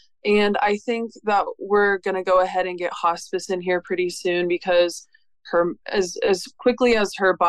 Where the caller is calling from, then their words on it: Pensacola, Florida, United States; I am calling from Pensacola, Florida.